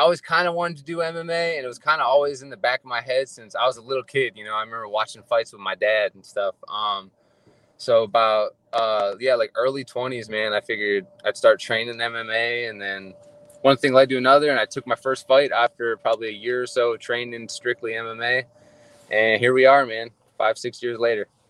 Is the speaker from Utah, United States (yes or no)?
no; Ohio, United States; moved away as an adult; also born or lived in Hawaii; now in Fairfield, California, United States; So I was born and raised in Ohio.